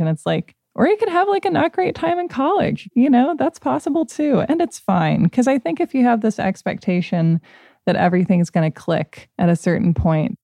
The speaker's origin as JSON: {"language": "English", "town": "Portland", "region": "Oregon", "country": "United States", "tie": "born or raised there", "said": "I grew up right outside Portland"}